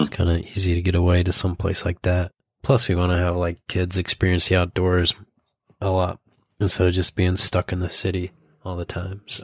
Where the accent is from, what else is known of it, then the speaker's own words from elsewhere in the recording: Idaho, United States; when I was growing up in Idaho